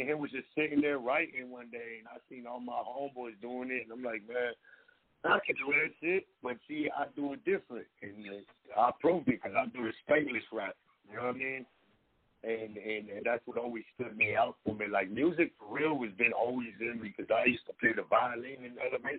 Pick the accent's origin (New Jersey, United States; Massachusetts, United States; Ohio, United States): Ohio, United States; Toledo; I'm from Toledo, Ohio, you know what I mean, from the North End.